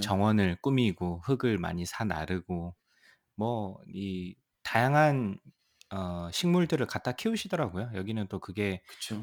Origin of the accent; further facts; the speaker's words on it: South Korea; also born or lived in Seoul, South Korea / Troy, New York, United States; now in United States; 저는 또 이제 지방 출신이다 보니까